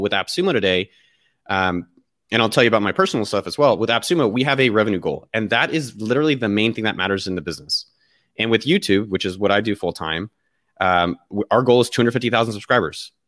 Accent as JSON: {"language": "English", "town": "Cupertino", "region": "California", "country": "United States", "tie": "born or raised there", "moved": "yes", "said": "I was born in the Bay Area. So, I was born, like, literally, like, a few blocks from Apple's campus. So, my whole my first thirty years of my life was all in, immersed in that world."}